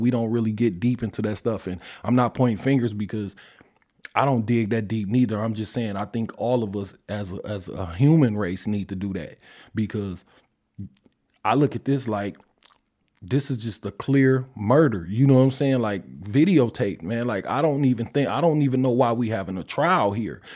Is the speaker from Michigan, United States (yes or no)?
yes; Detroit, Michigan, United States; I'm from Detroit